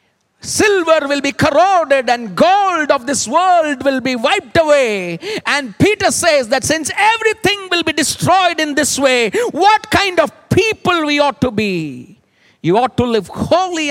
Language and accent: English; Kolkata, West Bengal, India; When I was growing up, I was in Calcutta